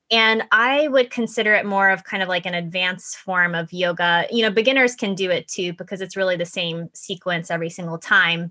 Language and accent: English; Florida, United States; moved away as an adult; also born or lived in Japan / Connecticut; I was born and raised in Florida. My mom is Japanese, so I grew up essentially going back and forth between Japan and the United States